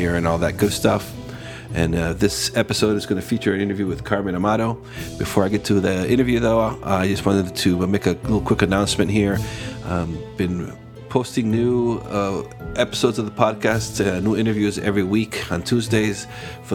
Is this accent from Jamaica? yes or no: no; Costa Rica; I was born and raised in Costa Rica.